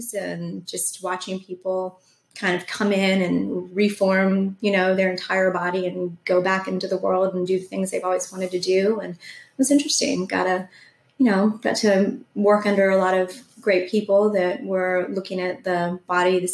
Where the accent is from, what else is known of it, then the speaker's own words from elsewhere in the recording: Charleston, South Carolina, United States; I grew up on James Island